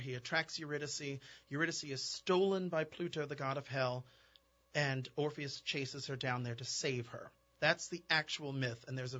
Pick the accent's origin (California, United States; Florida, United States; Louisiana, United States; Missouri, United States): Louisiana, United States; New Orleans; I am singing Orpheus. I'm a tenor, and I'm from New Orleans.